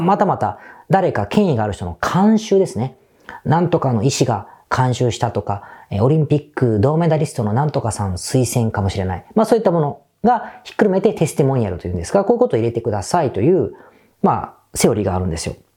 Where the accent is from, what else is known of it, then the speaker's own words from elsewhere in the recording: Osaka, Japan; moved away as an adult; now in Tokyo, Japan; 僕大阪出身なんですが